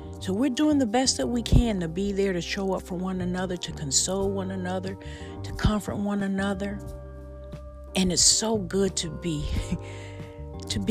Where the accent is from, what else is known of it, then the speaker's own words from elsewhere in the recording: Buffalo, New York, United States; my hometown, Buffalo, New York